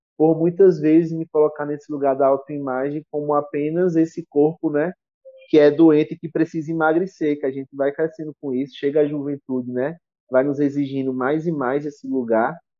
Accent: Brazil; Como sertanejo que sou, né? Do interior

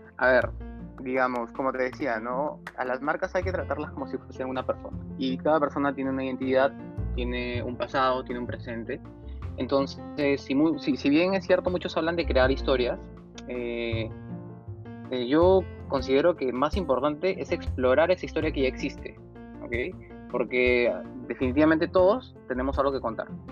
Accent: Piura, Peru; yo también soy de Piura

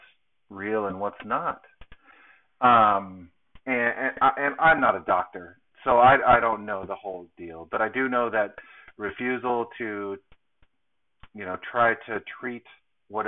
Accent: Southern California, United States; moved away; my hometown in Southern California

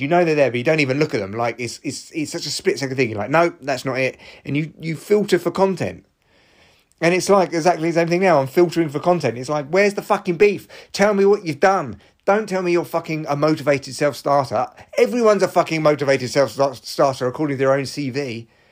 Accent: Barnet, London, United Kingdom; my hometown of Barnet

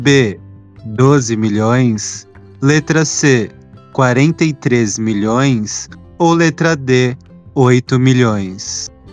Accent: São Paulo, Brazil; eu sou do Grajaú. Lá na Zona Sul

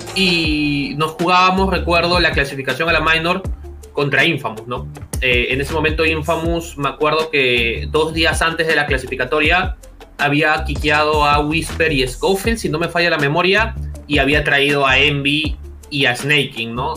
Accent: Peru

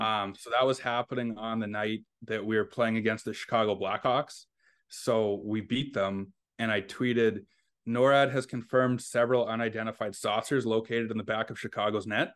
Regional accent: Fort Frances, Ontario, Canada; also born or lived in Ottawa / Moncton; now in Winnipeg, Canada; I grew up in Fort Francis, Ontario.

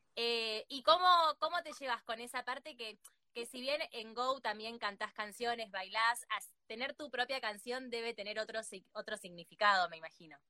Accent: Argentina; acá en Argentina

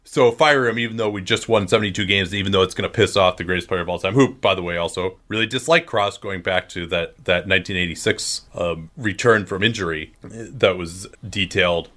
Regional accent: Chicago, Illinois, United States; I grew up in the Chicagoland area during the nineteen nineties

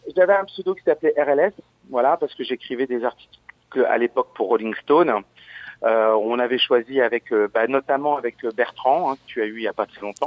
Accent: Verdun, Grand Est, France; also born or lived in Audainville; je suis de Verdun, j'ai fait de la musique, j'étais à l'école de musique à Verdun.

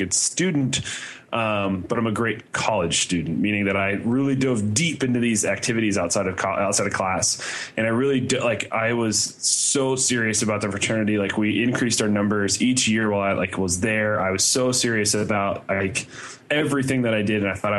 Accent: Indiana, United States; because I grew up in Indiana, but I went to school in Ohio.

